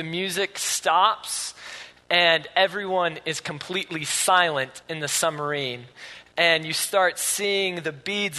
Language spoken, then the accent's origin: English; Grand Rapids, Michigan, United States; now in Utah, United States; I'm from Grand Rapids